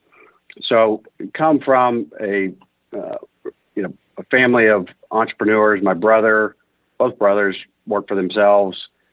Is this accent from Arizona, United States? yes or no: no; Houston, Texas, United States; also born or lived in Austin, Texas; Born and raised in Houston